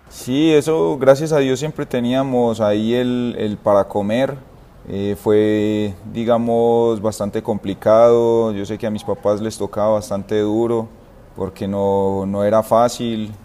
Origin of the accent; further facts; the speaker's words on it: Itagüí, Antioquia, Colombia; also born or lived in San Antonio de Prado; yo soy del municipio de, Itagüí, soy de eh, barrio San Gabriel